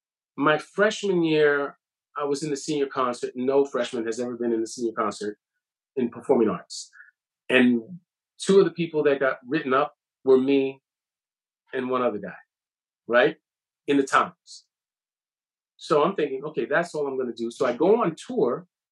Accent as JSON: {"language": "English", "town": "Bronx", "region": "New York", "country": "United States", "said": "like I'm from the Bronx."}